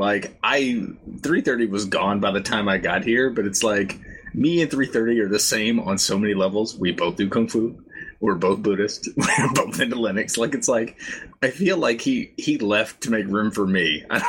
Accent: Midwest, United States; I'm from the Midwest. We have land.

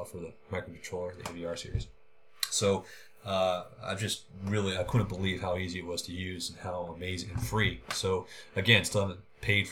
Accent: Oakland, California, United States; I was born and raised in Oakland

